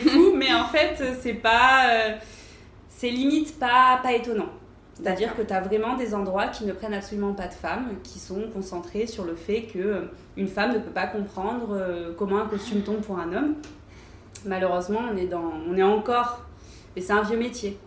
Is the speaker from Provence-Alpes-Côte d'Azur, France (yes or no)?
yes; Antibes, Provence-Alpes-Côte d'Azur, France; also born or lived in Paris; now in Cannes, France; quand j'étais plus jeune et que j'habitais à Antibes, donc chez ma mère